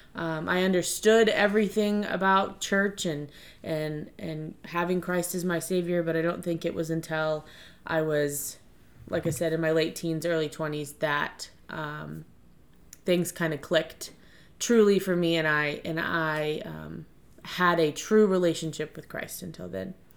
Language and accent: English; Hartwood, Virginia, United States; I was born and raised in Stafford County, Virginia, um, specifically Hartwood